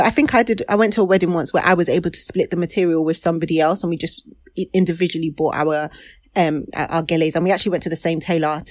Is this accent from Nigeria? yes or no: yes; Nigeria; now in Manchester, United Kingdom; as a Nigerian now